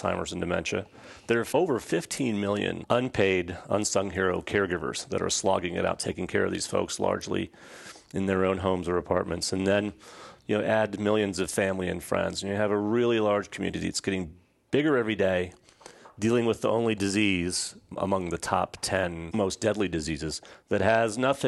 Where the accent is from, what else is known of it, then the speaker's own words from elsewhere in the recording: Midwest, United States; moved away as an adult; also born or lived in Southern California; now in Atlanta, United States; I was raised in the Midwest, went to school at USC